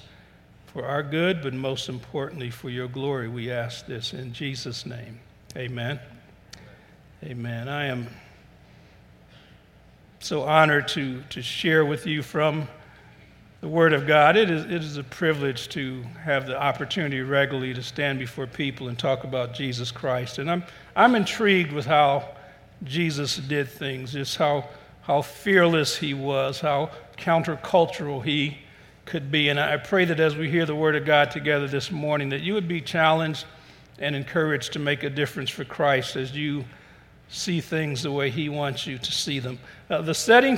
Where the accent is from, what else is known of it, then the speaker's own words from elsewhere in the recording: Cleveland, Ohio, United States; I was born in Cleveland, but every summer we would go down south.